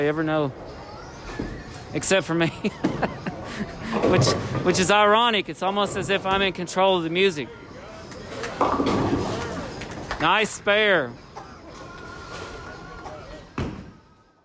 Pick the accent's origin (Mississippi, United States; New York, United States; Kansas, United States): Mississippi, United States; now in North Carolina, United States; I'm from Mississippi